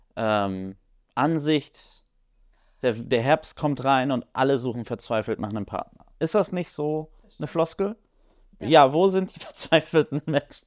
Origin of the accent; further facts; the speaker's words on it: Poland; ich als, als Pole